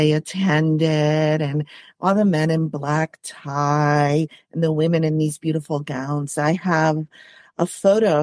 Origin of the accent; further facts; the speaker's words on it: Puerto Rico; moved away as an adult; also born or lived in Boston; now in United States; Well, I am Puerto Rican. I grew up in Puerto Rico.